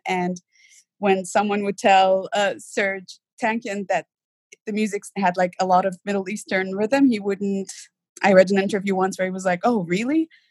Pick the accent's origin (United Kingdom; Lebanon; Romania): Lebanon; moved away; I did grow up in Lebanon